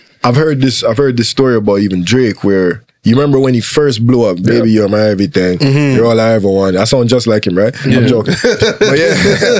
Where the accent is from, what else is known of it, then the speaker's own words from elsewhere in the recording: Portmore, Saint Catherine, Jamaica; accent: Jamaican; now in Toronto, Canada; I'm from Portmore, Jamaica.